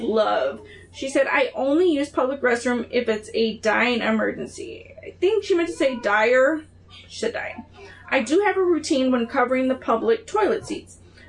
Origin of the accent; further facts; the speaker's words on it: California, United States; now in Tennessee, United States; They were everywhere where I grew up in California. When we moved to Tennessee, there weren't any.